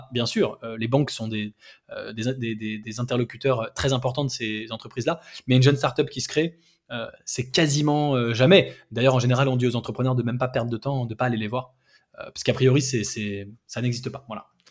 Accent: France; nous, en tant que Français

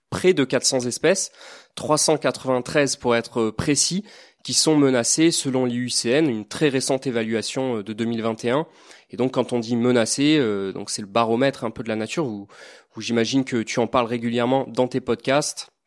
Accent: Toulon, Provence-Alpes-Côte d'Azur, France; je suis du Var, en effet. Donc, euh, de hier, j'ai découvert le milieu marin euh, en allant à Porquerolles, Porquerolles, et aussi en, en plongeant dans des zones beaucoup moins raffinées, comme les ports à Toulon.

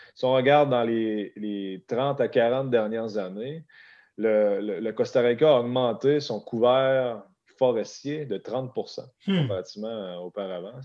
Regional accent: Beauce, south of Quebec City, Canada; moved away as an adult; also born or lived in Alberta; je, suis, né, j'ai été élevé sur une ferme laitière dans le sud, à 30 minutes au sud de la ville de Québec

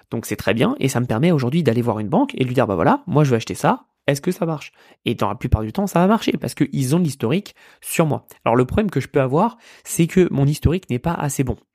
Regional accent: France; c'est que oui, on a grandi en France. Oui, la France est notre pays.

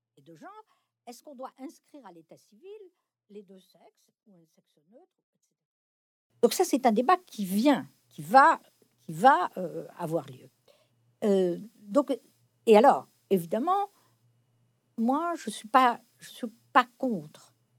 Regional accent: France; j'ai été élevée non pas dans la religion catholique, mais euh, dans la culture catholique dominante en France dans mon enfance

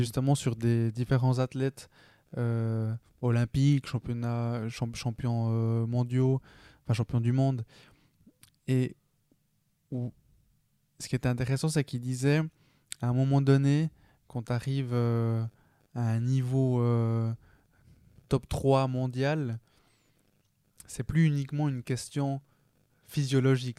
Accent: Switzerland; je suis né en Suisse

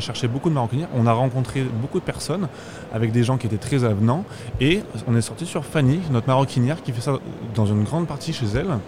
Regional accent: Brive-la-Gaillarde, Nouvelle-Aquitaine, France; Nous, on vient du sud de la France. Moi, personnellement, je viens de Brive-la-Gaillarde, donc dans, la région du Limousin.

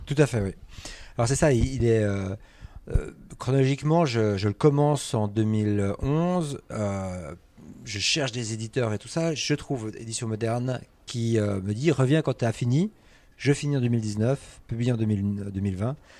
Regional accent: Switzerland; je suis suisse

